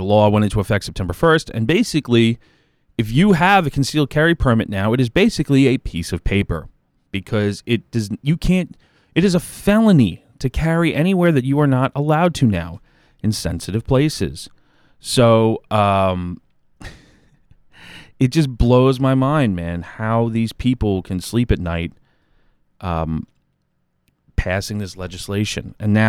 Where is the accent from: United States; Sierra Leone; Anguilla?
United States; New York; accent: Long Island; But no, I'm down on Long Island. Everybody could probably tell by my accent.